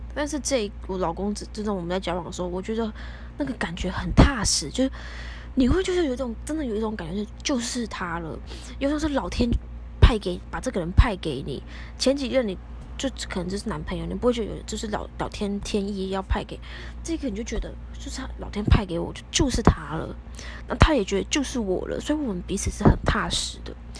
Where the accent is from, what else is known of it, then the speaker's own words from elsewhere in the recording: Taipei, Taiwan; 尤其是我从小就从，在台北市出生